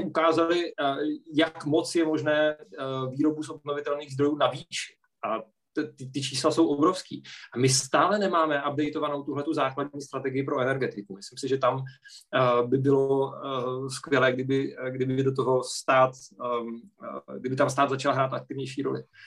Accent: Czechia; my jako Češi

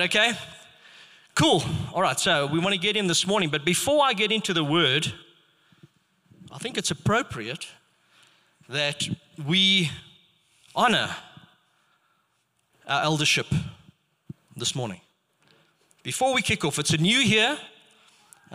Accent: Rustenburg, North West, South Africa; I grew up in Rustenburg, and it was a predominantly Afrikaans area.

